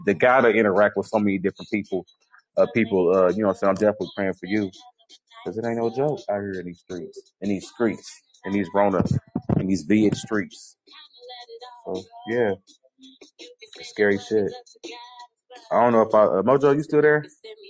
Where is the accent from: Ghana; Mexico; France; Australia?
Ghana; Well, I'm from Ghana.